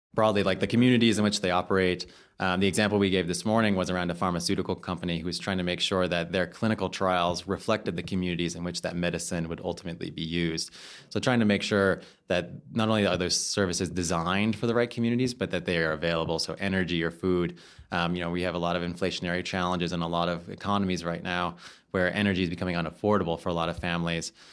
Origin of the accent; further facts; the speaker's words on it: United States; as an American